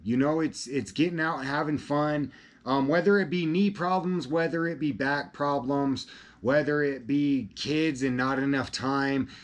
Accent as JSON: {"language": "English", "region": "Colorado", "country": "United States", "tie": "born or raised there", "said": "I'm from Colorado"}